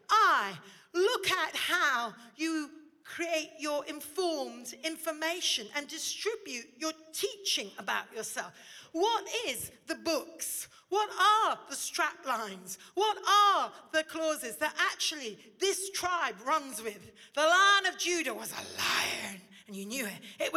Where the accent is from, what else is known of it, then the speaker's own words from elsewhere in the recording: India; now in Oxford, United Kingdom; You see, I grew up in India. I went to Indian school. I'm comfortable sitting cross-legged eating rice.